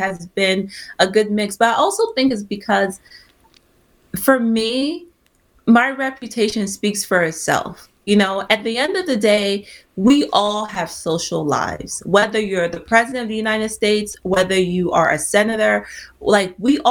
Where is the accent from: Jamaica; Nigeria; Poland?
Nigeria; I'm Nigerian